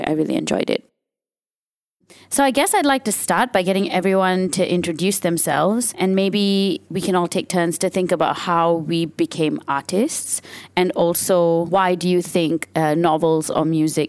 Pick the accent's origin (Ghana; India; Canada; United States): India; I cannot avoid being female, or I do identify as female, and I cannot avoid being Indian, and they're just parts of who I am.